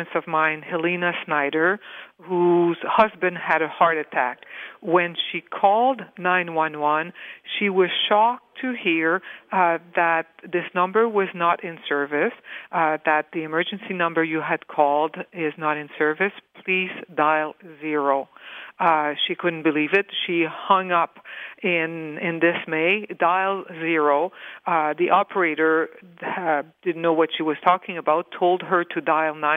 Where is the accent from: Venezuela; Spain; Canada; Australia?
Canada; Northern Ontario; I'm from Northern Ontario